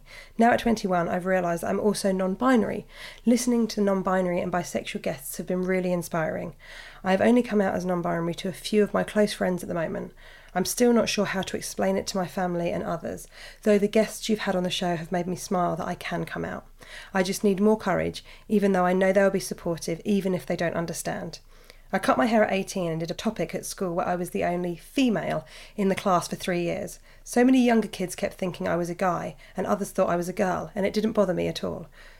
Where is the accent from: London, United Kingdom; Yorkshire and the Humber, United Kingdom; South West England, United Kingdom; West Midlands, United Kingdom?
West Midlands, United Kingdom; Birmingham; I'm a 30-year-old straight woman and growing up in Birmingham, I've had gay best friends since being 11.